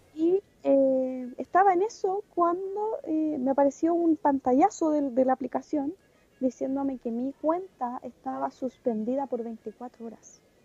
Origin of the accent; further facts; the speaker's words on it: Chile; somos chilenos